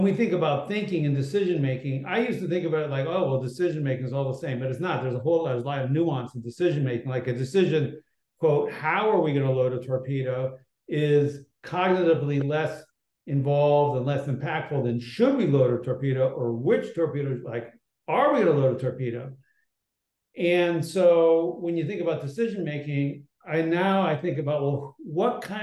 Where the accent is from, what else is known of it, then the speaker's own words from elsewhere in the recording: Berkeley, California, United States; I was born in Berkeley, California